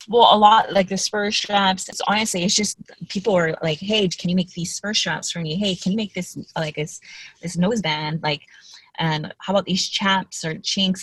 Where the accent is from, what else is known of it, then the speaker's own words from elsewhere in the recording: Haleiwa, Hawaii, United States; it's a little town called North Shore or Haleiwa